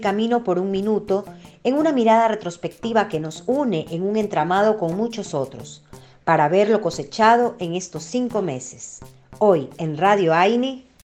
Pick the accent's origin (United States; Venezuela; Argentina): Argentina; ¿Hay negros en Argentina? Pues sí, yo soy uno de ellos